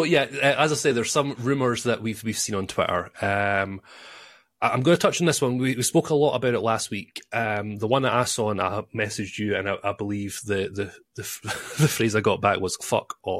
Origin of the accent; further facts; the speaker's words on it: Scotland, United Kingdom; I'm Scottish